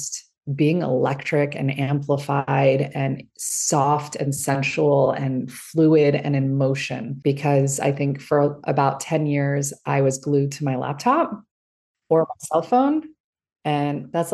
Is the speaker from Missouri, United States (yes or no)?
no; Los Angeles, California, United States; also born or lived in Iran; I was born in Iran. My parents escaped when I was an infant. We were, you know, brought here with the values of another country. And yet I was growing up in Los Angeles, California.